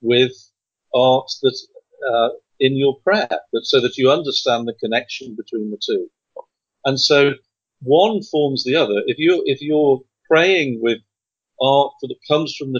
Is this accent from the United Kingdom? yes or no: yes; England, United Kingdom; moved away; I come from England